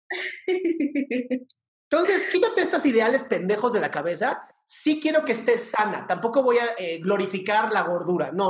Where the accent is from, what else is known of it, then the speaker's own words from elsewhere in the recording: Costa Rica; Soy de Costa Rica